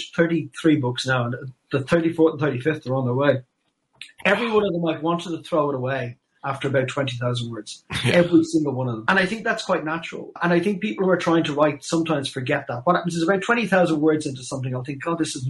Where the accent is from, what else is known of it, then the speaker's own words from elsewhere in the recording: Ireland; being Irish.